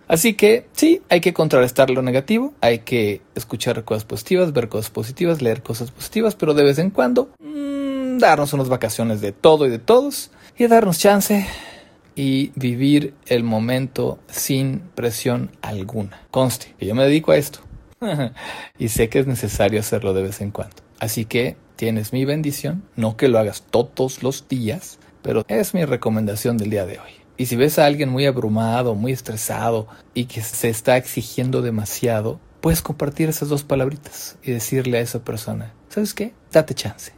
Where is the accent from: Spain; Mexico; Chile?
Mexico; nosotros quizá más en México porque estamos acostumbrados a apapacharnos